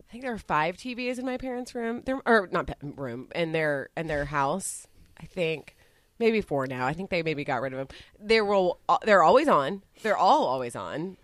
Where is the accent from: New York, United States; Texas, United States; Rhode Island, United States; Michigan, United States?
Texas, United States; I grew up in Texas